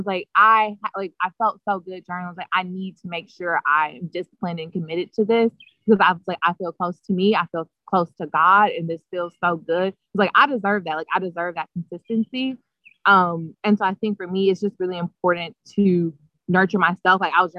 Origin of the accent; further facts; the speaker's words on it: Chicago, Illinois, United States; now in New Haven, United States; And I'm from South Side, right outside the University of Chicago.